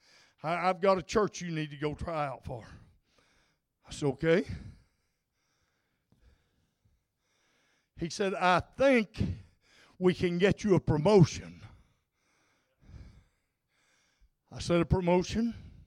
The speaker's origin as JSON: {"language": "English", "region": "North Arkansas", "country": "United States", "tie": "born or raised there", "said": "I grew up in North Arkansas in the hills"}